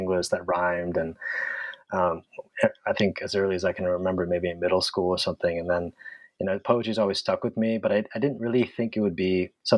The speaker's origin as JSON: {"language": "English", "town": "San Francisco", "region": "California", "country": "United States", "tie": "born or raised there", "also_born_or_lived": "Santa Barbara", "said": "I grew up in San Francisco"}